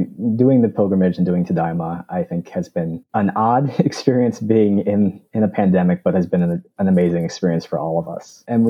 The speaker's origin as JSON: {"language": "English", "region": "Arizona", "country": "United States", "tie": "born or raised there", "also_born_or_lived": "California", "said": "I was born in California and raised here in Arizona, and my desire, of course, is to go back to California."}